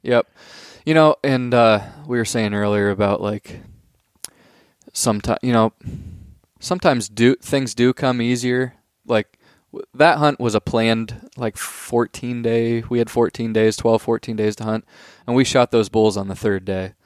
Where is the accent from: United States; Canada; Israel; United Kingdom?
United States; Pennsylvania; we're from Pennsylvania